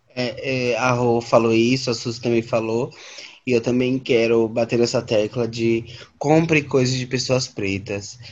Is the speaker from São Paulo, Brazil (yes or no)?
yes; São Paulo, Brazil; lá na, na Brasilândia, lá na minha quebrada